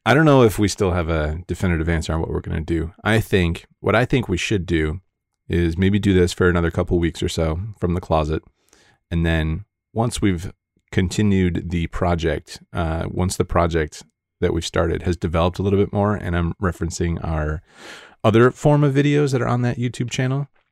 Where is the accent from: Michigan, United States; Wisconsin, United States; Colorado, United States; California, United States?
Michigan, United States; Grosse Pointe; now in Las Vegas, United States; I was actually born in the suburbs